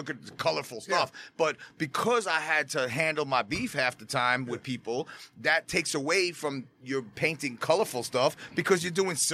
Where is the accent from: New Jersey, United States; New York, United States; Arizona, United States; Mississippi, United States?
New York, United States; New York City; I grew up in Co-op City